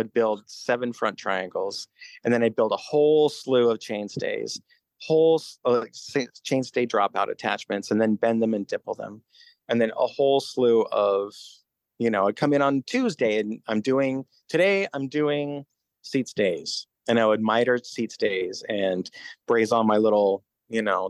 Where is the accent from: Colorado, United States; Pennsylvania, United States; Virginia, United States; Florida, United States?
Colorado, United States; Denver; moved away as an adult; also born or lived in Olean, New York; now in Brooklyn, United States; my family moved to Denver when I was a kid